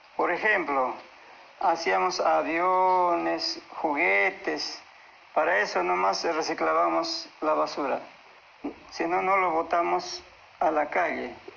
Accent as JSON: {"language": "Spanish", "town": "Coracora", "region": "Ayacucho", "country": "Peru", "moved": "yes", "lives_now": "Lima, Peru", "said": "Provengo del departamento de Acucho, del distrito de Coracora, provincia de Parinacochas"}